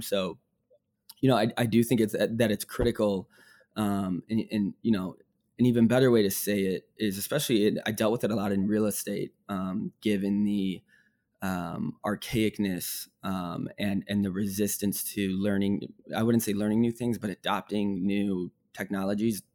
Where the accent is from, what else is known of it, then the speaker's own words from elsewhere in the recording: Northbrook, Illinois, United States; moved away as an adult; also born or lived in Bloomington, Indiana; I grew up in Northbrook, Illinois, suburb outside of Chicago